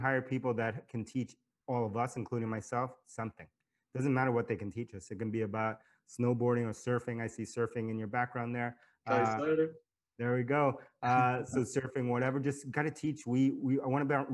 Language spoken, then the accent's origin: English; New York City, New York, United States; I grew up in New York City